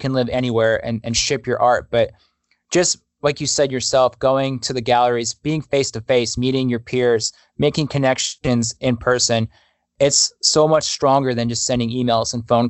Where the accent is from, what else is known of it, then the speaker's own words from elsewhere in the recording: East Coast, United States; Just growing up on the East Coast near New York, the people in New York are a lot more, they have more of like a rough edge to them.